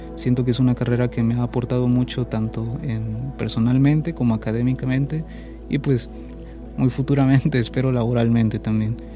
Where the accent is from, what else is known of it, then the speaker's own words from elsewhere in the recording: Chiapas, Mexico; moved away as an adult; soy de Chiapas, entonces de Chiapas pude venir aquí, pude estudiar